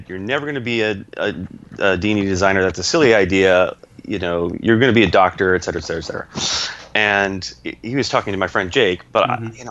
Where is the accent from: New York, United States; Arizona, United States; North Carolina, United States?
New York, United States; Syracuse; moved away as an adult; also born or lived in Pennsylvania; my hometown, Syracuse